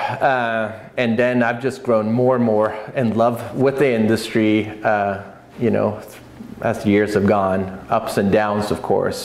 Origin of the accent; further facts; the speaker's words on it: Norway; moved away as an adult; now in Oregon, United States; my childhood friend that I grew up with in Oscar, it's just south of Oslo I grew up